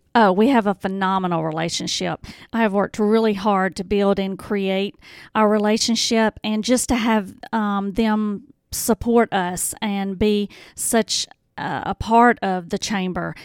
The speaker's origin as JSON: {"language": "English", "town": "Horn Lake", "region": "Mississippi", "country": "United States", "tie": "born or raised there", "also_born_or_lived": "Hernando, Mississippi", "said": "I was born and raised in Horn Lake"}